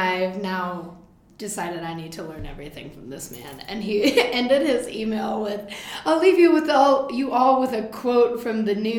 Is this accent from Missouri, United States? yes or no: no; Denver, Colorado, United States; We grew up in Denver.